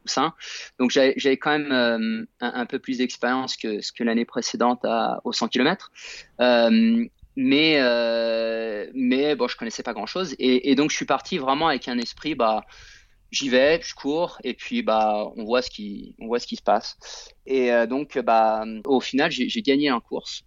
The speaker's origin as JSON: {"language": "French", "country": "France", "tie": "born or raised there", "also_born_or_lived": "United States", "moved": "as an adult", "said": "j'ai grandi en France"}